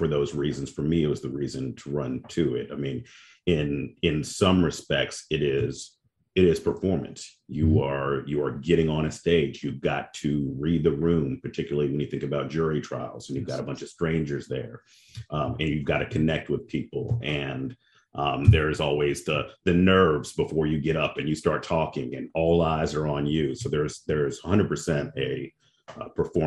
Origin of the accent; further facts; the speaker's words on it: Memphis, Tennessee, United States; moved away as an adult; now in Atlanta, United States; I'm originally from Memphis, Tennessee